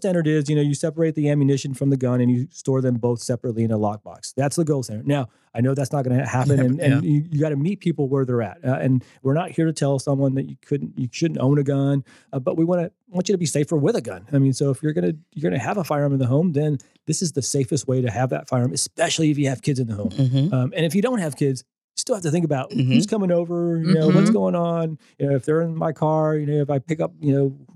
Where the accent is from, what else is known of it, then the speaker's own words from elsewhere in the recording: Texas, United States; I grew up in Texas